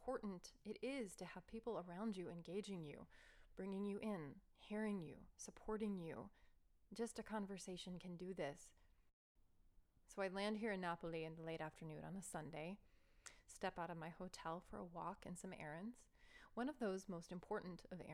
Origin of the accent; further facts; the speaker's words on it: United States; accent: American; My American accent